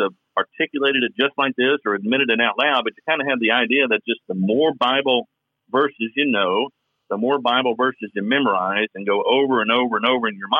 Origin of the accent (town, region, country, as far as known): Kentucky, United States; accent: Southern drawl